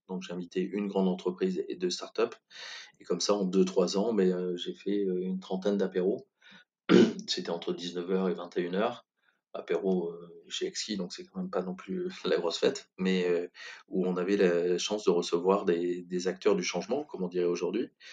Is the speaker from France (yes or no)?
yes; Brive-la-Gaillarde, Nouvelle-Aquitaine, France; moved away as an adult; also born or lived in Bordeaux / Toulouse; je suis originaire de Brive-la-Gaillarde, où je suis resté jusqu'à 18 ans